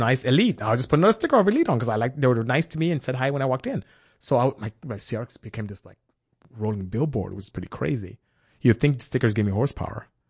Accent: Nigeria; moved away; also born or lived in West Africa; being Nigerian raised by my father

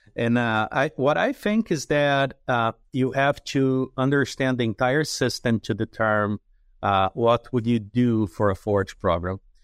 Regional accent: Jundiaí, São Paulo, Brazil; moved away; my hometown in Jundiaí is about forty or fifty miles from São Paulo City

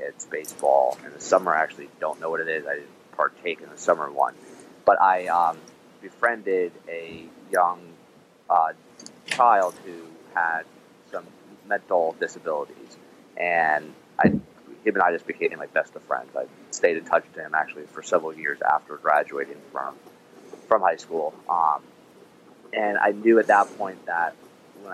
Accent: New Jersey, United States; moved away as an adult; also born or lived in Toronto, Canada / Maryland; now in Annapolis, United States; I was born and raised in New Jersey, except for actually 2 years I lived in Toronto, Canada

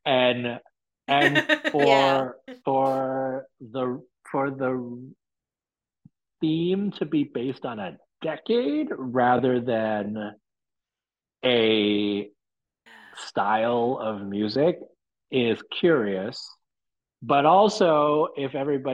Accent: Hong Kong; moved away; growing up in Hong Kong in the 80s

